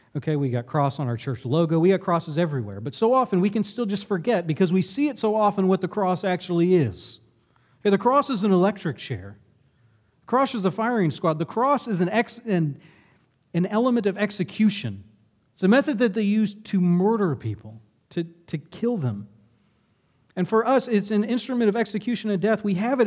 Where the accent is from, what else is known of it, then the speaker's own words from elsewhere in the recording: Lexington, United States; my town growing up in Lexington